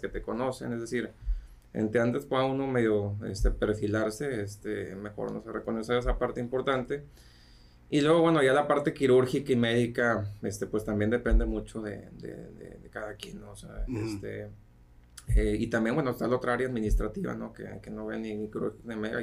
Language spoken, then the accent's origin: Spanish; Mexico; de México